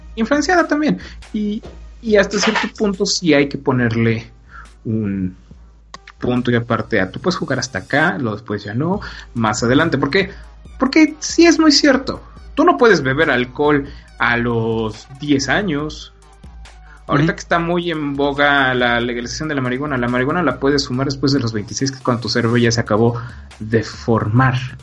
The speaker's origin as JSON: {"language": "Spanish", "country": "Mexico"}